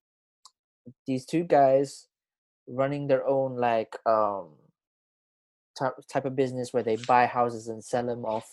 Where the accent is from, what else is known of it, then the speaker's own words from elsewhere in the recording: Philippines; I'm from Philippines